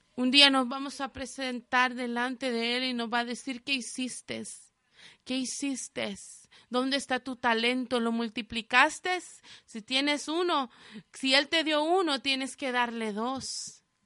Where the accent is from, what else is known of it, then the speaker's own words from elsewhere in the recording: El Salvador; moved away; mi país, de donde yo soy El Salvador